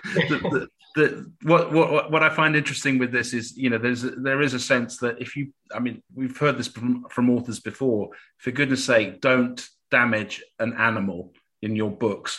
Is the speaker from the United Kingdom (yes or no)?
yes; Cambridge, East of England, United Kingdom; I'm from Cambridge